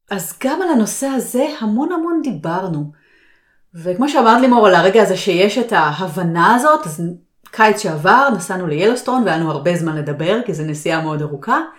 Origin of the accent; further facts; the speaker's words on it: Israel; נכון שלי יש את השפה, ואני גדלתי שם, אבל עדיין, אני השתניתי, בעלי השתנה, ישראל השתנתה.